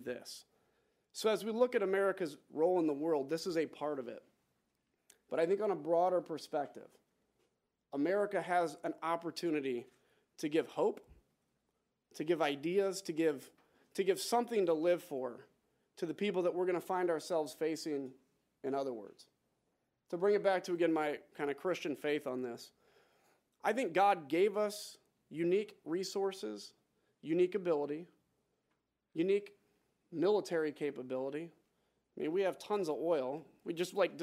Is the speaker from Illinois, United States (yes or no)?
yes; Illinois, United States; I'm from Illinois